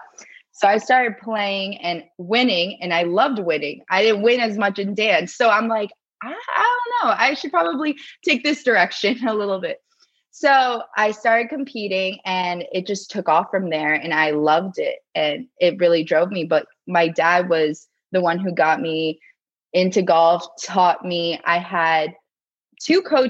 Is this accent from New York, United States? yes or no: no; South Florida, United States; also born or lived in New Jersey; now in Tampa, United States; I was born and raised in South Florida and then went to college in South Florida